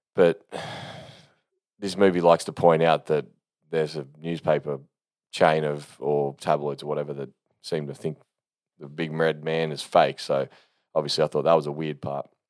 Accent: Australia; I'm an Aussie

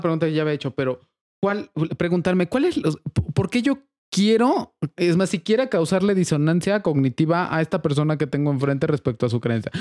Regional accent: Atlixco, Puebla, Mexico; yo crecí en Atlisco

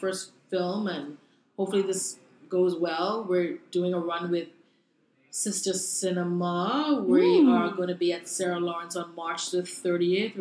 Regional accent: Bahamas; moved away as an adult; also born or lived in Brooklyn, New York; now in New York, United States; I'm from the Bahamas. I was born in the Bahamas. I went to school in the Bahamas.

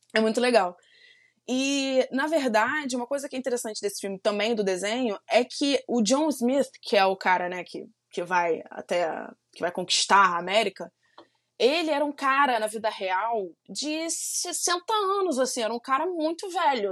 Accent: Brazil; Apesar de eu não ser dos Estados Unidos, eu sou brasileira

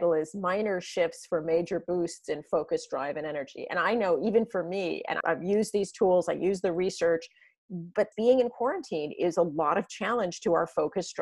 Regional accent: San Diego, California, United States; I grew up in San Diego where there's no snow

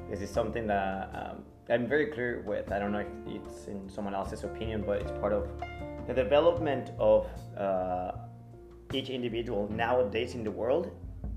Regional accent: Mexico; English is a second language; I'm from Mexico.

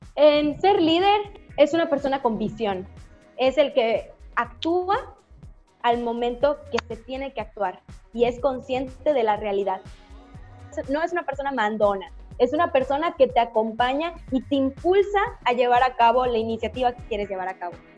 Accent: Yucatán, Mexico; soy de Yucatán

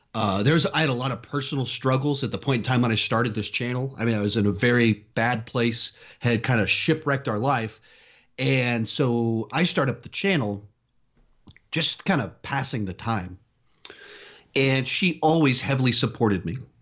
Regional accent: Austin, Texas, United States; also born or lived in California / South Carolina; I was born in California, moved to Texas when, right after my seventh birthday

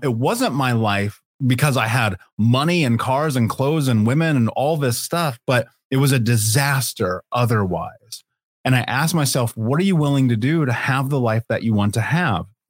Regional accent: Indianapolis, Indiana, United States; I grew up in Indianapolis.

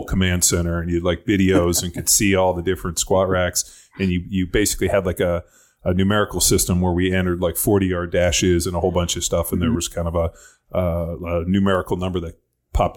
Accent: Southern California, United States; moved away as an adult; also born or lived in Berkeley / Philadelphia; I grew up in Southern California, went to Nebraska

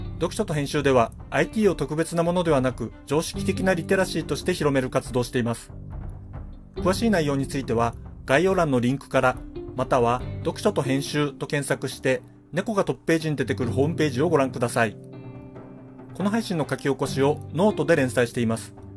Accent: Hokkaido, Japan; どさんこの僕

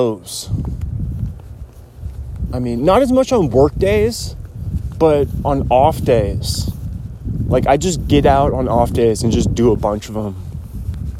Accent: Kirkland, Washington, United States; I was born in 1993, Kirkland, Washington

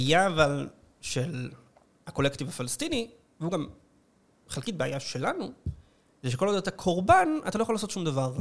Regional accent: Israel

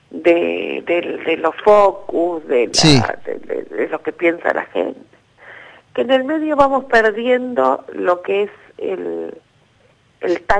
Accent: Buenos Aires, Argentina; soy de Matadero

